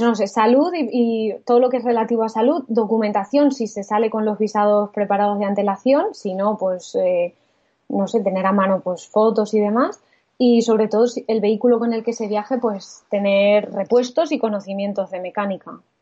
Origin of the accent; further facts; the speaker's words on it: Spain; al ser españoles